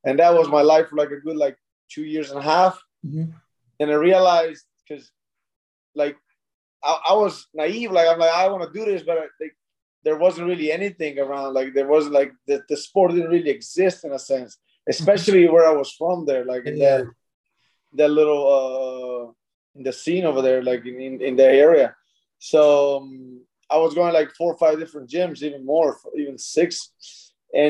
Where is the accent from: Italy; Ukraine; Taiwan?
Italy; Mezzocorona, Trentino-Alto Adige; English is a second language; now in Orange County, United States; Trentino is the region I'm from. And I'm from a small town. I always represent it, even when I go out on my fights. It's called Mezzo Corona